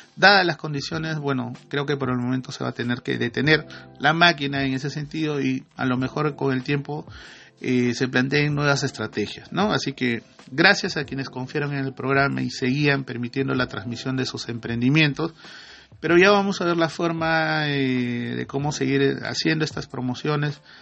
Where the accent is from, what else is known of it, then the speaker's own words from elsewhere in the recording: Iquitos, Loreto, Peru; la provincia donde yo nací, en Iquitos, ¿no? En Loreto, perdón, la provincia de Mainas, en el distrito de Iquitos.